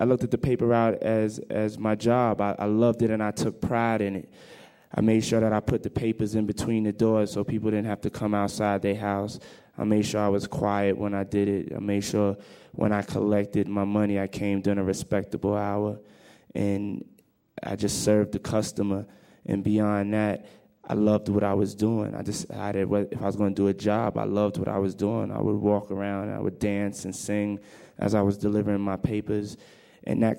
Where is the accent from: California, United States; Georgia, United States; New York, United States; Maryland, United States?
New York, United States; New York City; also born or lived in Mount Vernon, New York; I grew up in New York, in Harlem, New York.